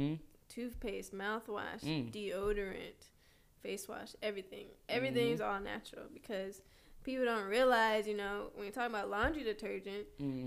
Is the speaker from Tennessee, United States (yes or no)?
yes; Nashville, Tennessee, United States; born there; also born or lived in Atlanta; So yeah, I was born in Nashville, Tennessee.